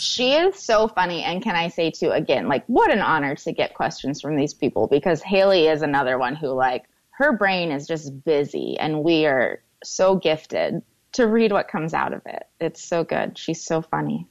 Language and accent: English; Portland, Oregon, United States; Portland, which is my hometown, Portland, Oregon